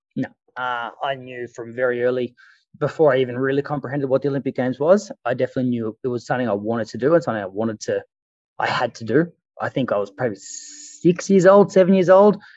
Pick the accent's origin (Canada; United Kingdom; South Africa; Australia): Australia; as an Australian